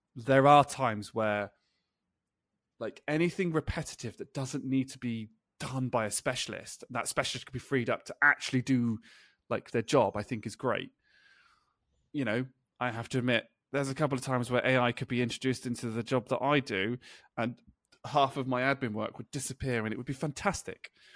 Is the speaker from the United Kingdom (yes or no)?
yes; United Kingdom; I'm British